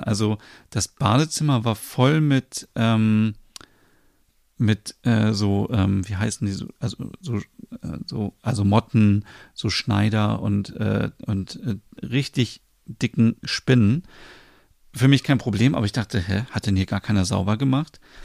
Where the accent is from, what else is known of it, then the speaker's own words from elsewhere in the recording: Germany; bei uns in Deutschland